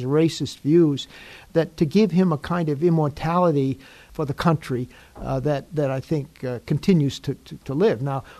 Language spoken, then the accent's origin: English; United States